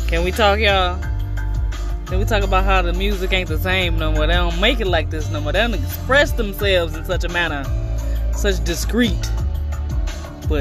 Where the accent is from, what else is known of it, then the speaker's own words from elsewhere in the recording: East St. Louis, Illinois, United States; a native of the 618 East St. Louis Champions, 618 Flyers, East St. Louis Flyers. I'm so proud to say that's my hometown